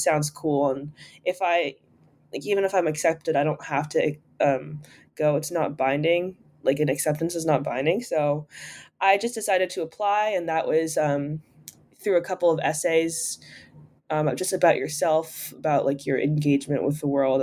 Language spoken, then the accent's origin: English; New York City, New York, United States; I'm from New York City